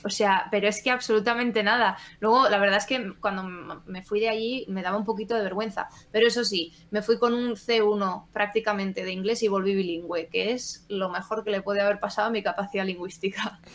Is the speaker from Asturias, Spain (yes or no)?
yes; Asturias, Spain; also born or lived in Valladolid; now in León, Spain; yo soy asturiana